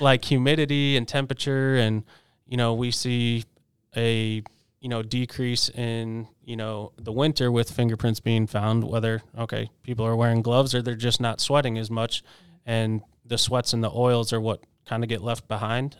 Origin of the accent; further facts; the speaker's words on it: Chicago, Illinois, United States; moved away; also born or lived in West Virginia / Washington, D.C.; I did grow up in Chicago